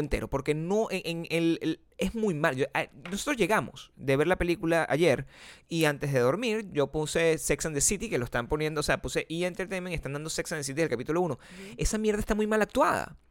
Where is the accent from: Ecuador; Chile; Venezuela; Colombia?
Venezuela; moved away; venezolanos como nosotros